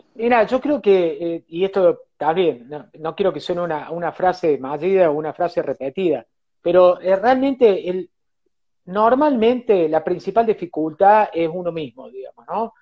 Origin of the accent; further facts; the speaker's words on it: Cosquín, Córdoba, Argentina; yo nací en Cosquín, eh, viví en Cosquín, un, pueblo chico